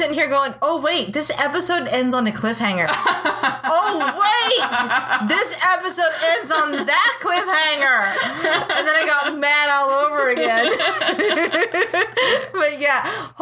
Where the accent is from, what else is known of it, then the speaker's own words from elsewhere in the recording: California, United States; I'm from California